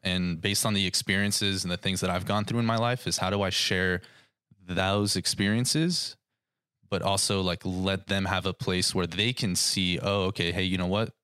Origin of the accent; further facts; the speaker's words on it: Thousand Oaks, California, United States; I have been born and raised in Thousand Oaks pretty much my entire life